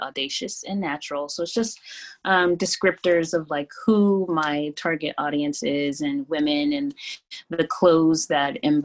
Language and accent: English; Columbus, Ohio, United States; moved away as an adult; also born or lived in Florida; now in New York, United States; I grew up in Columbus, Ohio. So I was there through college